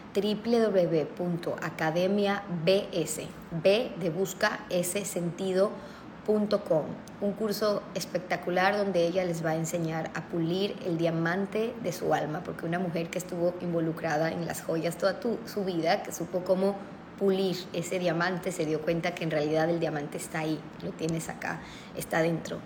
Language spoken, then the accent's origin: Spanish; Ecuador; como ecuatoriana